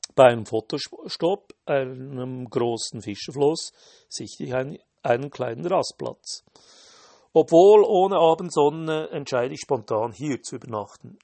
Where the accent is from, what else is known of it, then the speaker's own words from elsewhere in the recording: Switzerland; Als Schweizer hat man das Wandern in den Genen